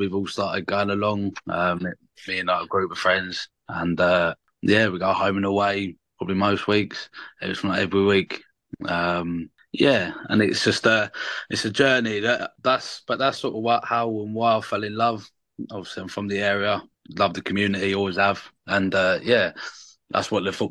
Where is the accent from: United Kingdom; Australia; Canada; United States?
United Kingdom; Brighton, South East England; also born or lived in West London; I actually moved to the estate from London when I was 2, so I wasn't originally born here. I was born in West London